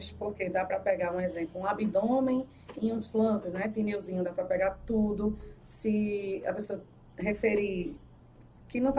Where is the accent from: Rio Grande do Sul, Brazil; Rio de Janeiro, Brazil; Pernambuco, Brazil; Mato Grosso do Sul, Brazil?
Pernambuco, Brazil; Recife; also born or lived in Paulista; Recife, morei. Ai, já morei em Recife, já morei em Paulista, no Janga.